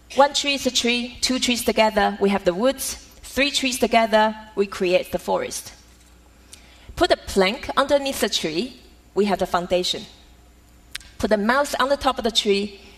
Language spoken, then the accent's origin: English; Taiwan; Growing up in Taiwan as a daughter of calligrapher